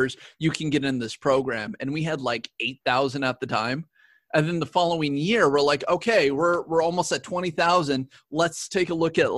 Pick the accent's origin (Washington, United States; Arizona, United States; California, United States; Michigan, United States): Washington, United States; Tulalip Indian Reservation; I'm actually from a reservation. Like I'm from the Tulalip Indian Reservation. Like, that's where I grew up.